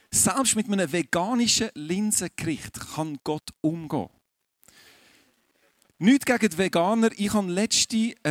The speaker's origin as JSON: {"language": "German", "region": "Aargau", "country": "Switzerland", "said": "Das werde ich euch jetzt sagen als Aargauer, ich bin dort relativ entspannt, weil bei uns läuft nicht viel fußballtechnisch."}